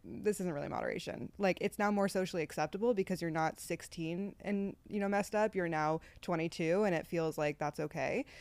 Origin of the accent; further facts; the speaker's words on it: Seattle, Washington, United States; moved away as an adult; now in New York, United States; I'm from Seattle